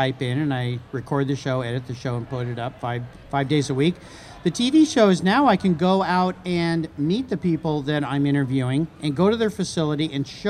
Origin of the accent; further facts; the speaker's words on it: La Jolla, California, United States; I grew up in La Jolla, California.